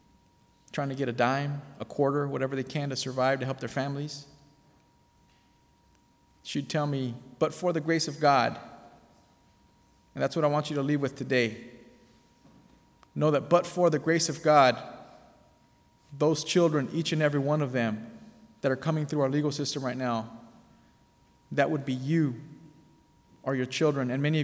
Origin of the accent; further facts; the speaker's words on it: Bellflower, California, United States; I was born in Bellflower, California